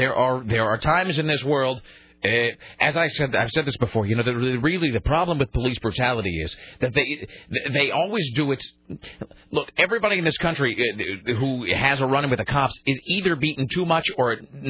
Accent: Columbia River, Washington, United States; the crap in the Columbia River where I grew up.

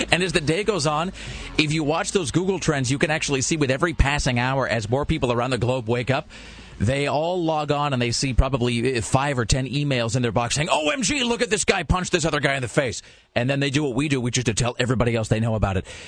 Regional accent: Kennewick, Washington, United States; my hometown of Kennewick

